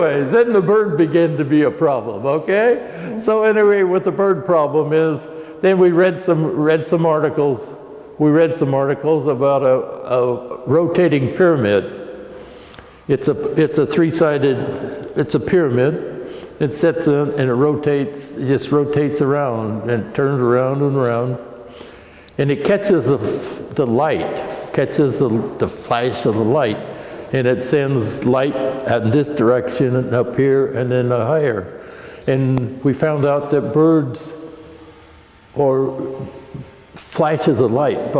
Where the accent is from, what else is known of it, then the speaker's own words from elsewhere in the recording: Ballston, Oregon, United States; I was born in Ballston, Oregon, which is 10 miles from here